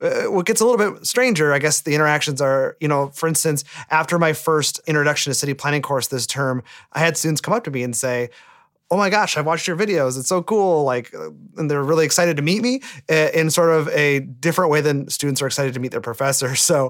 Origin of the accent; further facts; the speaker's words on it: Sturgeon Bay, Wisconsin, United States; moved away; I was born and raised in Sturgeon Bay, Wisconsin. It's a small town on the lakeshore of Lake Michigan, about 45 minutes from Green Bay, but really about three and a half hours from a truly major city